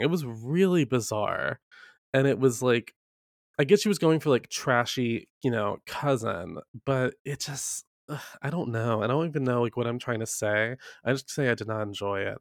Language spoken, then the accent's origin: English; the South, United States; I grew up in the South